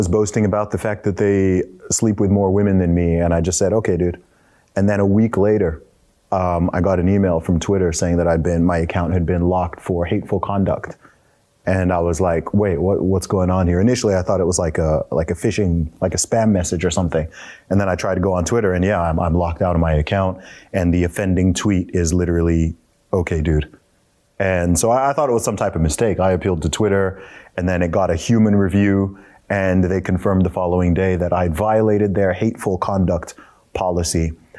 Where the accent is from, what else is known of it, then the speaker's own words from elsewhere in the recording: England, United Kingdom; So for anyone who's wondering about my accent and why I don't sound like a typical Englishman, it's because of that.